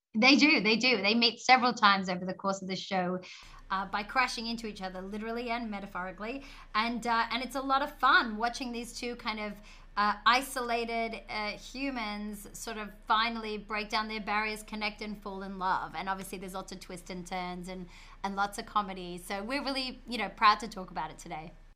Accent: Australia; I'm an Australian.

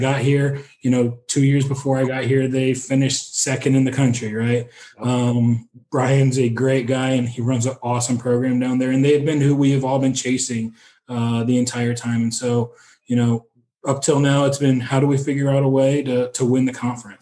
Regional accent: East Coast, United States; moved away as an adult; now in Terre Haute, United States; I grew up on the East Coast.

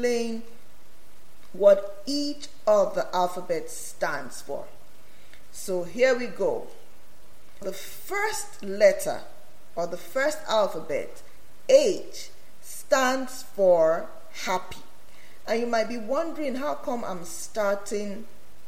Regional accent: Nigeria; moved away; I come from Nigeria

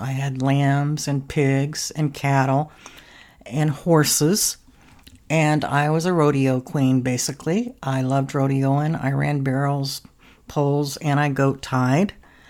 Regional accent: New Mexico, United States; I grew up in Southwest New Mexico, where I lived on a farm, and I was in 4-H

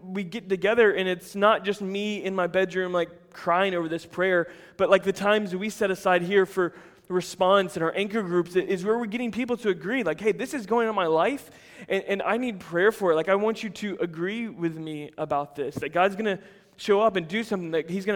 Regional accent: United States; as Americans

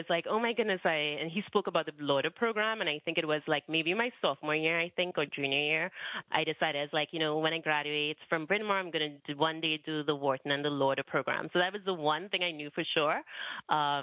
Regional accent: Trinidad & Tobago; I grew up in Trinidad and Tobago, so it's a small island.

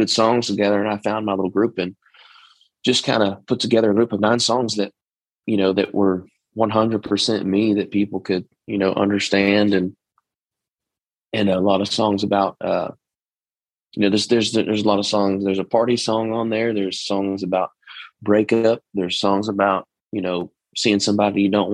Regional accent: East Texas, United States; accent: twang; I'm from Texas. I'm from East Texas too. So the twang is in there naturally

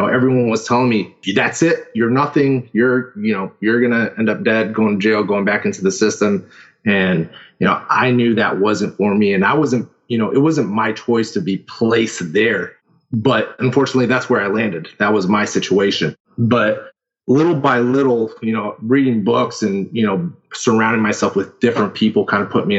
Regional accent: Houston, Texas, United States; now in Sarasota, United States; I'm originally from Houston, Texas

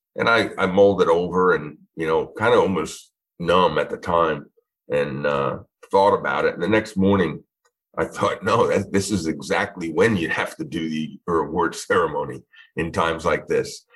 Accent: Long Island, New York, United States; moved away as an adult; now in Florida, United States; originally born and raised in Long Island, New York

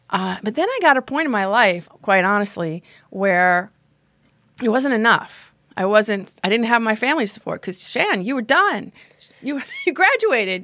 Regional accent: Long Island, New York, United States; I grew up on Long Island, strict Roman Catholic family strict upbringing

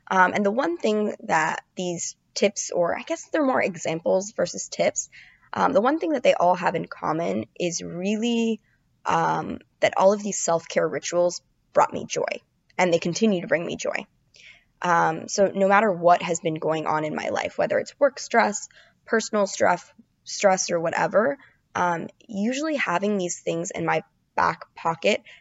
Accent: Florida, United States; now in New York City, United States; I'm from Florida.

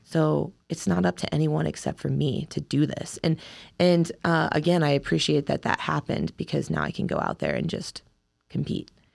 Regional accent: Massillon, Ohio, United States; moved away as an adult; also born or lived in Kentucky / Iowa / Colorado Springs, Colorado; now in Wisconsin, United States; I'm from Ohio, Massillon, Ohio originally.

